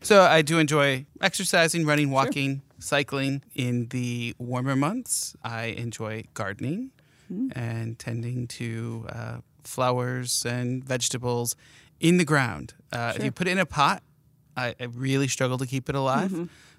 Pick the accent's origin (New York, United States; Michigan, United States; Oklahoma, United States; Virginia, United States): Michigan, United States; Port Hope; also born or lived in Harbor Beach; So that's a segue to I'm from Huron County, the tip of the thumb. We are thumb buddies up there.